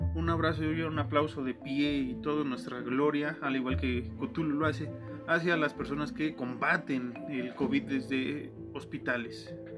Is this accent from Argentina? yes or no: no; Mexico; somos mexicanos, Alan y yo